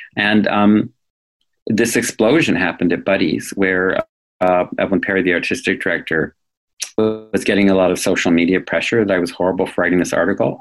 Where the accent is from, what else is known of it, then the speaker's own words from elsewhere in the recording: New England, United States; I come from New England.